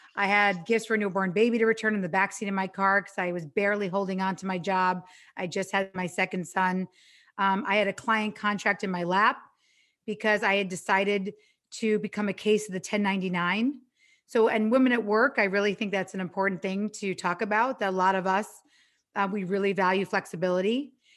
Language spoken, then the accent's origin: English; New York, United States; now in Los Angeles, United States; I'm from New York, but I live in L